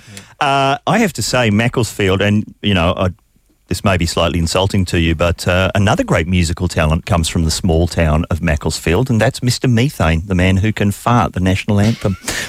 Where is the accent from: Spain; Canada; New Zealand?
New Zealand; I'm from New Zealand.